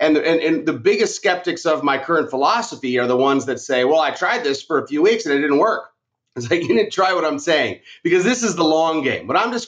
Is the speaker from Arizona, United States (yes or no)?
yes; Arizona, United States; So like here in Arizona, I'm from Arizona.